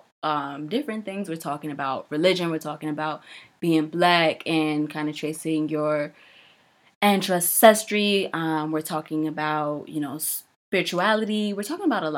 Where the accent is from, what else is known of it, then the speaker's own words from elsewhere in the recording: New York, United States; I'm from New York.